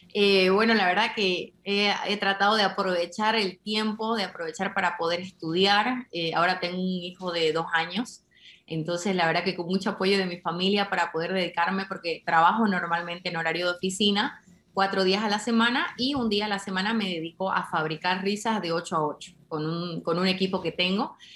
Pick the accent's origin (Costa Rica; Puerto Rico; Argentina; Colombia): Argentina; now in Bolivia; yo soy argentina, pero vivo en Bolivia hace más de 20 años